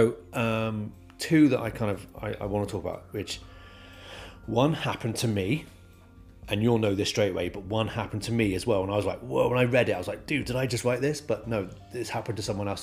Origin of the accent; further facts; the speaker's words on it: near Brighton, South East England, United Kingdom; now in Wales, United Kingdom; I live in Wales, but I was born in England, South England, right next to Brighton.